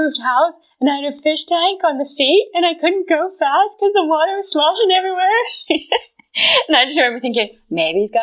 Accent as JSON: {"language": "English", "region": "South Carolina", "country": "United States", "moved": "yes", "said": "I am from south. I'm from South Carolina"}